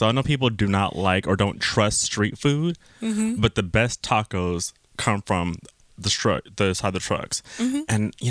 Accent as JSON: {"language": "English", "region": "Southern California", "country": "United States", "tie": "born or raised there", "said": "But I'm a California boy."}